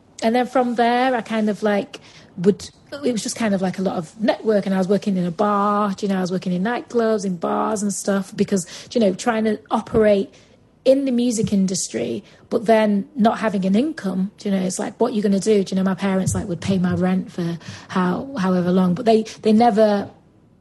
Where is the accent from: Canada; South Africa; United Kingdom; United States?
United Kingdom; Manchester, North West England; accent: Mancunian; my Mancunian accent